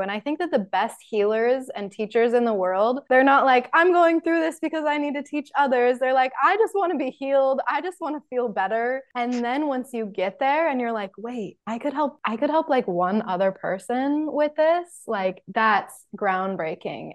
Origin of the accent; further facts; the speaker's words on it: Salt Lake City, Utah, United States; living in Salt Lake City. You're in my hometown.